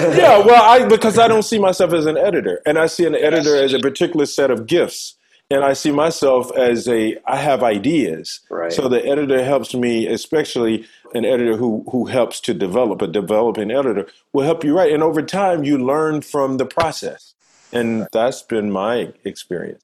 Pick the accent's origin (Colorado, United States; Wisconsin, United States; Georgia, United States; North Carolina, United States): Georgia, United States; Manchester; moved away as an adult; I'm from a uh, little town called Manchester, Georgia, in deep south in uh, rural Georgia family of eight